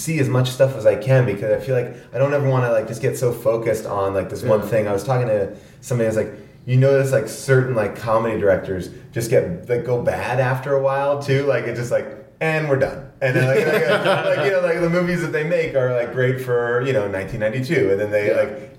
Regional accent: Long Island, New York, United States; I grew up in New York on Long Island, and then I moved into the city

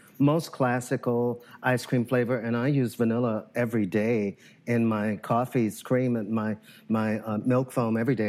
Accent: Little Rock, Arkansas, United States; also born or lived in New Orleans, Louisiana / South Side of Chicago; now in Chicago, United States; I had custard growing up in Arkansas. I was born in Little Rock, Arkansas, and grew up in Arkansas and New Orleans.

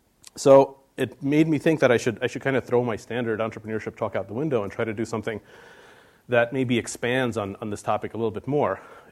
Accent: Russia; born there; I was in Russia. I was born in Russia, and I was probably 5 or maybe 6 or something.

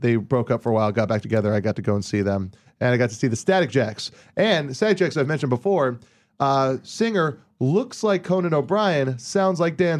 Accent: Hawaii, United States; moved away; I grew up with him in Hawaii.

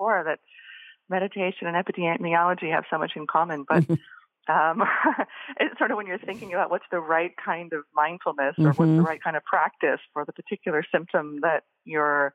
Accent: Boise, Idaho, United States; moved away; I was living growing up in Boise, Idaho

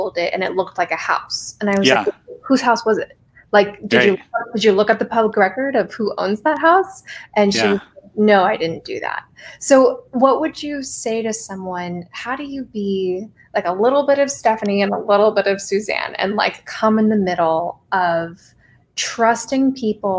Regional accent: New York City, New York, United States; I'm also a New Yorker

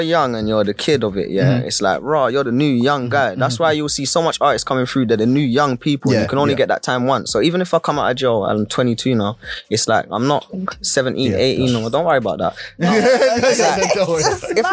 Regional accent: London, United Kingdom; moved away; me growing up in Kennington

